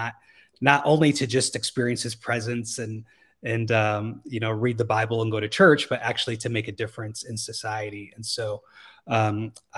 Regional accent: Michigan, United States; moved away as an adult; now in California, United States; I'm originally from Michigan, which is, on the East Coast, Midwest, sort of the East Coast area. I am originally an hour northwest of Detroit

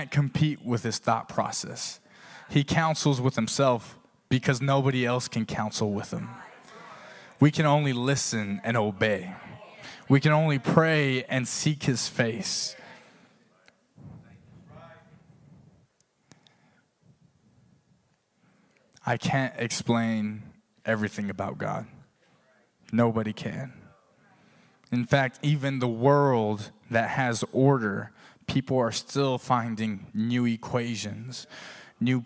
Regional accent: Texas, United States; moved away; I'm from Texas

